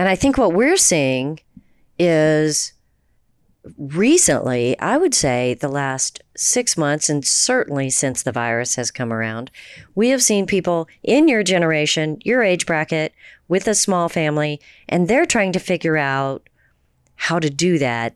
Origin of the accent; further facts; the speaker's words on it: Houston, Texas, United States; also born or lived in New Jersey; I grew up in the in the suburbs of Houston.